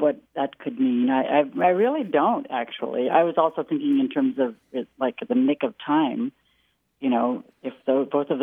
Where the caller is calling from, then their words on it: Novato, California, United States; I'm calling from Novato, California